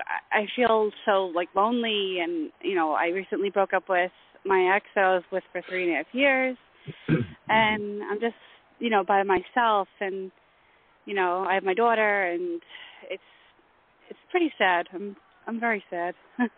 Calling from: New York, United States; from New York.

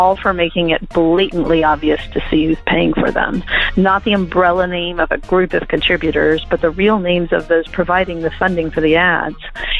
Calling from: Los Angeles, California, United States; I'm calling from Los Angeles, California.

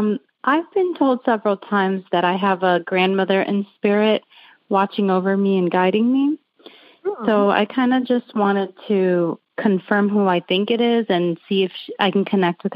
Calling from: Lakeland, Florida, United States; I'm calling from Lakeland, Florida.

